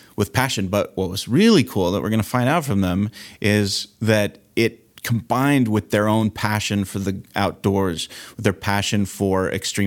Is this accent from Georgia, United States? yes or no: no; Southern California, United States; I grew up here in Southern California